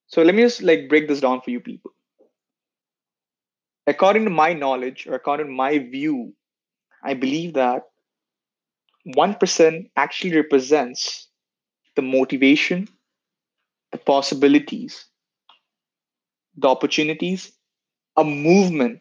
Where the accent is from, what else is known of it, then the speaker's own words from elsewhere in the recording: Dar es Salaam, Tanzania; also born or lived in India; now in Canada; I was born in India, but I have spent half of my childhood in a country called Tanzania, Dar es Salaam.